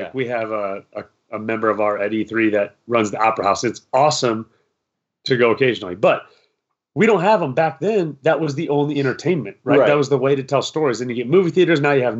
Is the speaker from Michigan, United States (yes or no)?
no; Iowa, United States; moved away; I'm from Iowa.